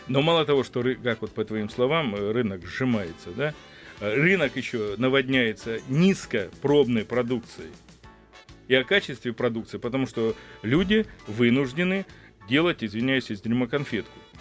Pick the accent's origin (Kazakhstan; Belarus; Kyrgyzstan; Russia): Russia; Krasnodar Krai; moved away; я сам родился и вырос в селе, в благодатном крае, я родился на Кубани и вырос